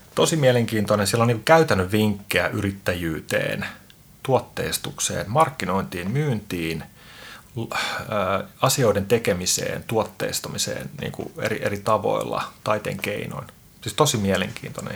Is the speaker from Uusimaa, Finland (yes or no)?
yes; Helsinki, Uusimaa, Finland; mun tausta on se, että mä oon Itä-Pasilasta, eli siis Suomen Bronxista